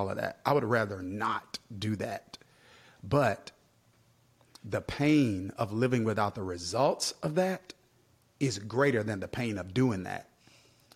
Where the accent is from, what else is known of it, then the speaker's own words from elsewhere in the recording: Kilmichael, Mississippi, United States; moved away; I grew up in Kilmichael, Mississippi, population less than 500 people